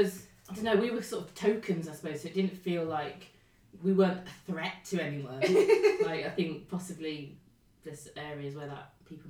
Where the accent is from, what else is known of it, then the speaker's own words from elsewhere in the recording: East Midlands, United Kingdom; also born or lived in London; So I was brought up in born in London, but I was brought up in a small town in the East Midlands.